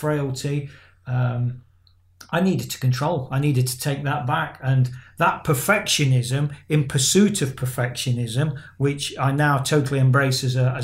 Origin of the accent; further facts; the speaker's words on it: England, United Kingdom; I've got Irish descent in my blood, but I'm an Englishman